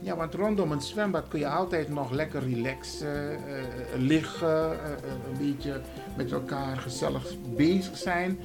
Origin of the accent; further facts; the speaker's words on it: Suriname; now in Netherlands; ik, ik, ik kom natuurlijk uit Suriname